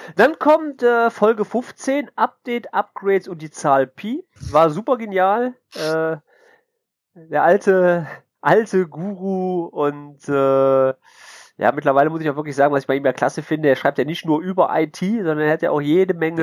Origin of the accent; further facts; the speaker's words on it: Mönchengladbach, North Rhine-Westphalia, Germany; ich bin ja Gladbacher, ne? Also komme ich aus München Gladbach, ne? Also bin ja kein Kölner